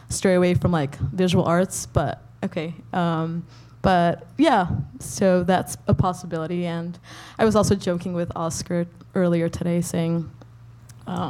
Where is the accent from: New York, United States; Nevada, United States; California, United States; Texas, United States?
California, United States; Pasadena; I'm from Pasadena too